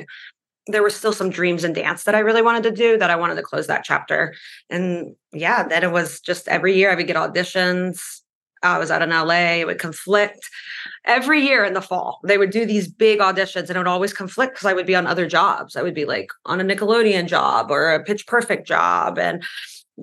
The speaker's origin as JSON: {"language": "English", "country": "Latvia", "tie": "born or raised there", "moved": "yes", "said": "I grew up in Latvia"}